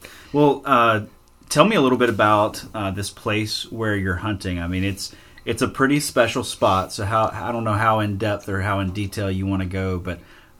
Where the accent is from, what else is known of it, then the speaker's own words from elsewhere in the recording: Alabama, United States; moved away; I moved to a place with a lot more decent deer than what I'm used to, you know, growing up in Alabama